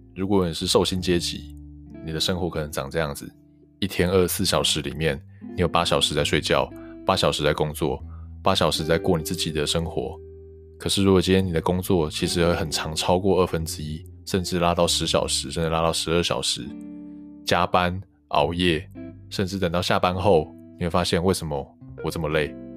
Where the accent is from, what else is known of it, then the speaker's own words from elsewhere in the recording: Hualien City, Hualien County, Taiwan; 因为我们是花莲人嘛，我念花莲高中